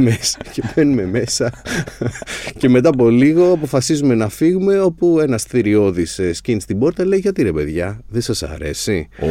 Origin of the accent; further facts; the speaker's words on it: Agioi Anargyroi, Attica, Greece; είμαι από τους Αγίους Αναργύρους και αγαπάω την, την περιοχή μου την Ανάκασα